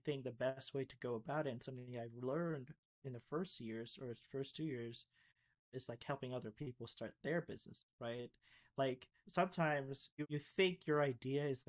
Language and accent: English; Florida, United States; also born or lived in Philippines; growing up in Florida, especially coming from the Philippines